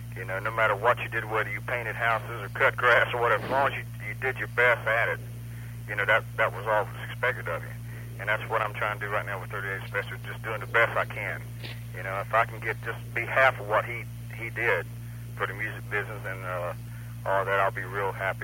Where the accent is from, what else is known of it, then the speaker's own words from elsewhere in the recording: Jacksonville, Florida, United States; we're from Jacksonville, Florida